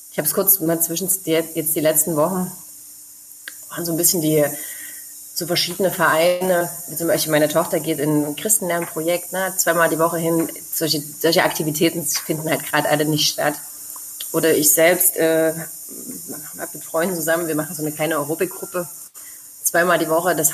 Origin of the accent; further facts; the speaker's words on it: Frohburg, Saxony, Germany; also ich komme ja ursprünglich aus Sachsen, Froburg